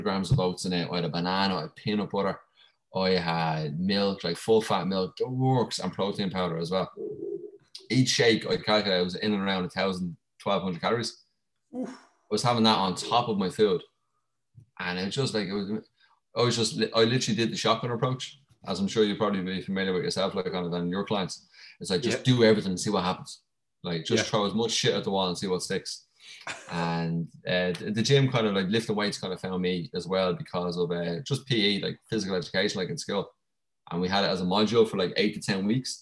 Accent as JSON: {"language": "English", "country": "Ireland", "tie": "born or raised there", "said": "growing up in Ireland was pretty sick."}